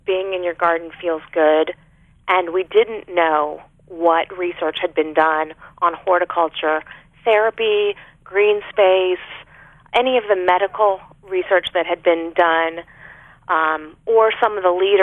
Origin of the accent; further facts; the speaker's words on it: Arlington, Virginia, United States; my family doctor growing up in Arlington, Virginia